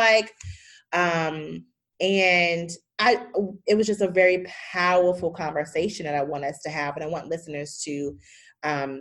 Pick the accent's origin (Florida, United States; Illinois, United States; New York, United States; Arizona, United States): Illinois, United States; Chicago; I'm from Chicago